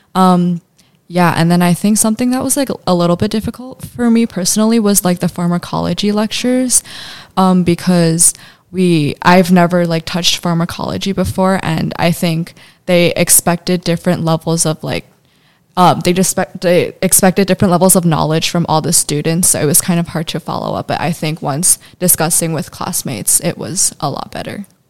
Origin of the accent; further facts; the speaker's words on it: Chicago, Illinois, United States; I come from Chicago.